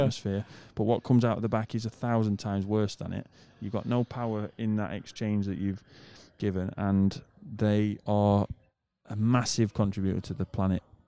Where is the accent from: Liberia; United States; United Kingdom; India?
United Kingdom; moved away; I'm a British person